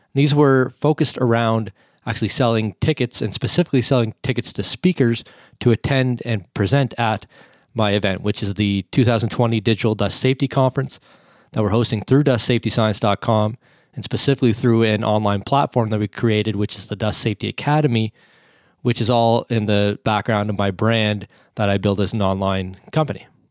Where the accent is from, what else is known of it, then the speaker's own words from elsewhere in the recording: Canada; me being a Canadian